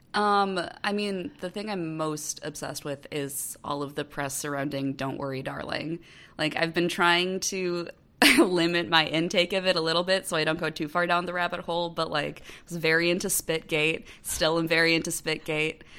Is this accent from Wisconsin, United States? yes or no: yes; Wisconsin, United States; moved away as an adult; now in Kansas City, United States; I'm born and bred Midwest. I'm originally from Wisconsin, but I live in Kansas City.